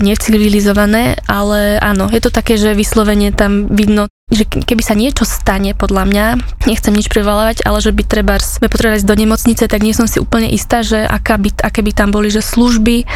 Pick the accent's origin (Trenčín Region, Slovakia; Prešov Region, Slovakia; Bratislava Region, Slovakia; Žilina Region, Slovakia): Trenčín Region, Slovakia; Dubnica nad Váhom; Ja som z Dubnice nad Váhom